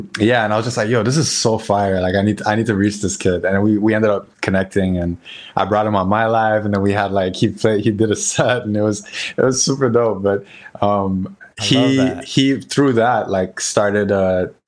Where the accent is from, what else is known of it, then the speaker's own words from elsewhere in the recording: Port-au-Prince, Ouest, Haiti; moved away as an adult; also born or lived in North Carolina; I loved growing up in Haiti. So my dad's family, they were from Jacmel in the south, and I grew up in Port-au-Prince, which is like in the center.